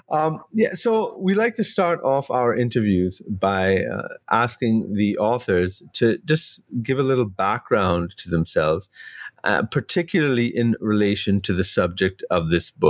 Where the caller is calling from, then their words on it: Trinidad & Tobago; I'm joining you from Trinidad